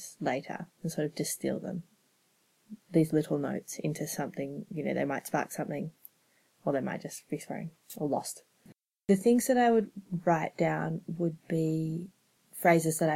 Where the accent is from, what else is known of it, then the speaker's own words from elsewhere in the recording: Canberra, Australian Capital Territory, Australia; I'm from Canberra